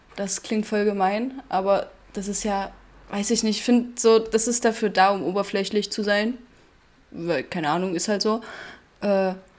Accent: Bad Blankenburg, Thuringia, Germany; ich komme aus Bad Blankenburg

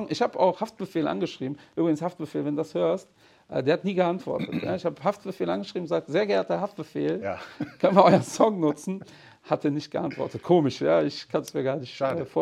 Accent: Portugal; Also als Portugiese hat man auch mit 15 Anzug.

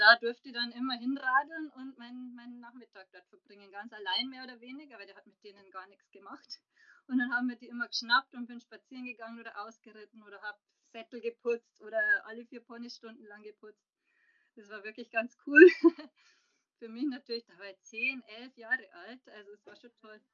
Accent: Passau, Bavaria, Germany; moved away as an adult; now in Munich, Germany; bin ursprünglich aus Passau, bin lebe aber jetzt schon seit 2009 in München

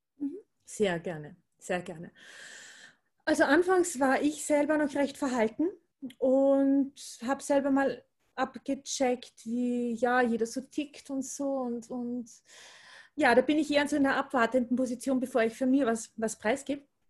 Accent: Austria; Ich komme aus Österreich, wie man wahrscheinlich hören wird.

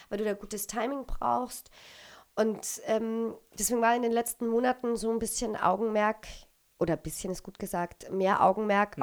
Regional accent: Austria; moved away as an adult; also born or lived in Düsseldorf / Berlin; wir Österreicher

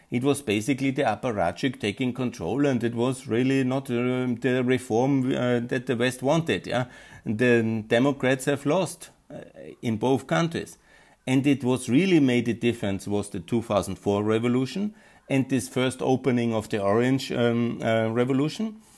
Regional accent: Austria; English is a second language; Like I'm from Austria, there's always this kind of no, we have to take Russia very seriously

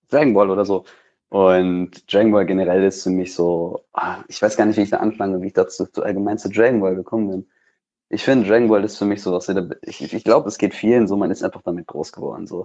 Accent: North Rhine-Westphalia, Germany; Ich komme aus NRW.

